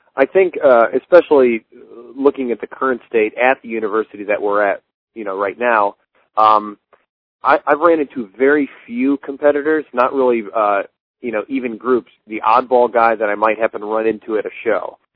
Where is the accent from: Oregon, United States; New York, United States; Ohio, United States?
Ohio, United States; Akron; I'm from Akron.